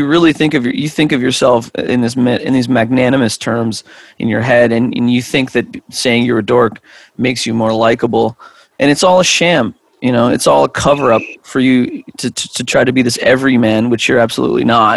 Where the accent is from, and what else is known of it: Canada